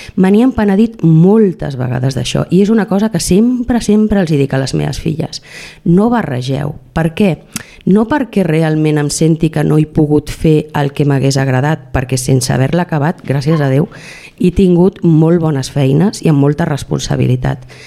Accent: Montmeló, Catalonia, Spain; also born or lived in Granollers; Jo vaig néixer a Granollers perquè un Montmeló no es podia néixer, però realment sóc d'aquí de tota la vida

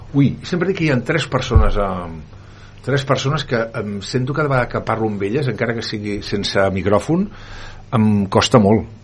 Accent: Barcelona, Catalonia, Spain; soc català nascut a Barcelona

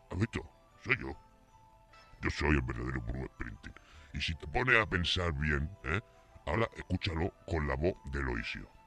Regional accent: Calahorra, La Rioja, Spain; Yo soy aquí de Calahorra, macho. Eh, voy a ser yo norteamericano ni qué tontería más tonta. Yo soy aquí, yo soy más español que vamos con la tortilla de patata.

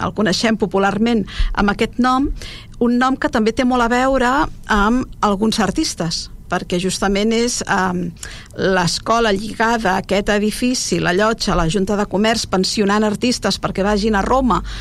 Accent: Argentona, Catalonia, Spain; jo que soc d'Argentona

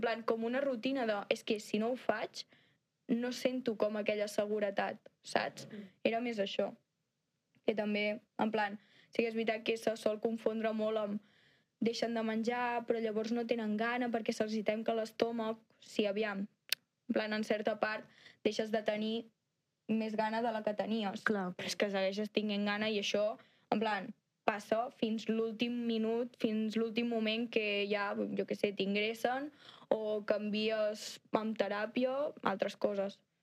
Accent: Santa Coloma, Catalonia, Spain; soc de Santa Coloma

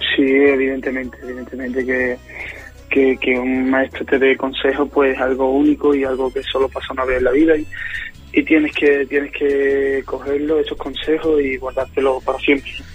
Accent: Guillena, Andalusia, Spain; aquí en, Guillena, un pueblecito de Sevilla de donde soy

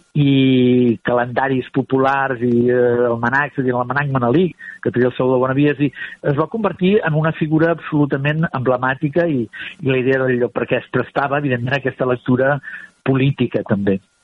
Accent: Barcelona, Catalonia, Spain; era del meu barri, de Sant Andreu de, de Palomar

